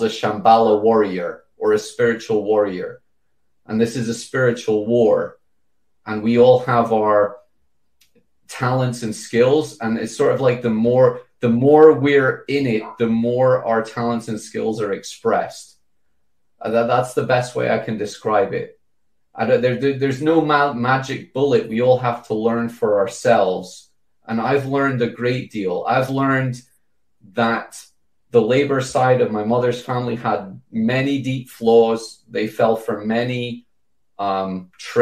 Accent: United Kingdom; as a British person

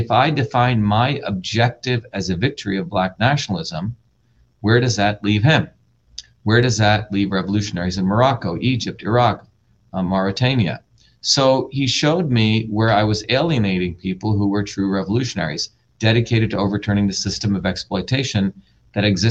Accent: India; moved away; I grew up in India with the era of the caste system

